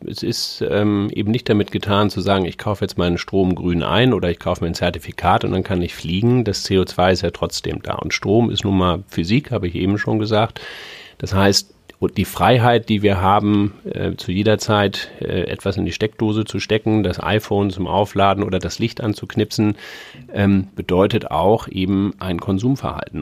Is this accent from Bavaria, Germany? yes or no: no; Hamburg, Germany; bin Hamburger